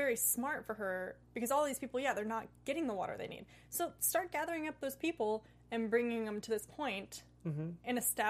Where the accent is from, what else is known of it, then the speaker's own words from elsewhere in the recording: Oregon, United States; So I'm from Oregon.